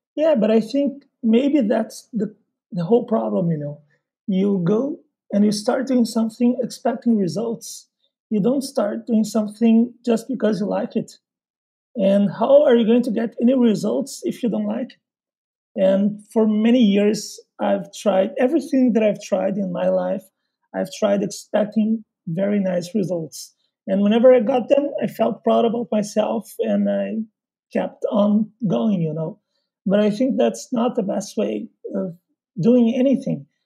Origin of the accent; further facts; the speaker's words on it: Porto Alegre, Rio Grande do Sul, Brazil; English is a second language; I'm from Porto Alegre, which is in southern Brazil